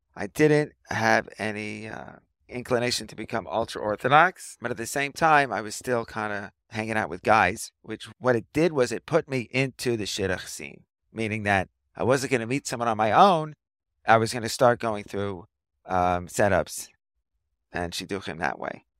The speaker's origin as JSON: {"language": "English", "town": "New York City", "region": "New York", "country": "United States", "tie": "born or raised there", "moved": "as an adult", "lives_now": "Ramat Beit Shemesh, Israel", "said": "I grew up in a Riverdale section of the Bronx in New York City."}